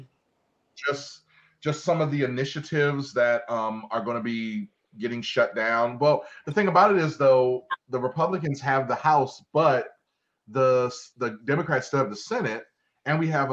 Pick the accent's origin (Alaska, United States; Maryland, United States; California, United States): Maryland, United States; Baltimore; growing up in Baltimore, having spent time down at Lexington Market